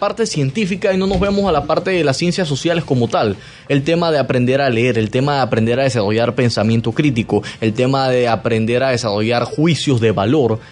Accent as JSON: {"language": "Spanish", "country": "Panama", "said": "como panameño"}